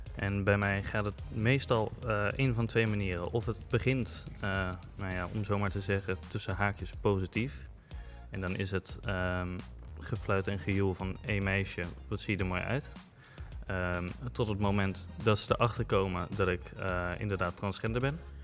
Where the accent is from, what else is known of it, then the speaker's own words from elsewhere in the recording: Rotterdam, South Holland, Netherlands; Ik kom uit Rotterdam